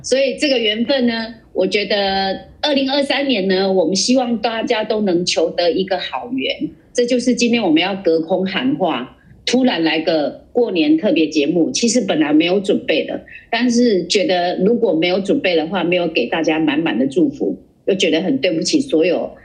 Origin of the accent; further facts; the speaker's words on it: Kaohsiung, Taiwan; accent: Kaohsiung accent; 我已经有很严重的高雄口音了，我自己觉得我有很严重的高雄口音